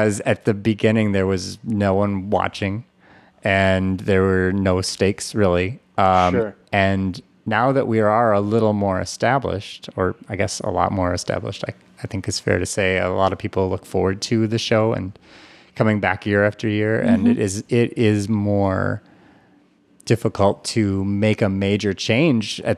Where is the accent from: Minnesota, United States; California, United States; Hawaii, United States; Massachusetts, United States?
Minnesota, United States; Minneapolis; I grew up around the Twin Cities. We moved several times for no good reason except that my parents seemed to love to move.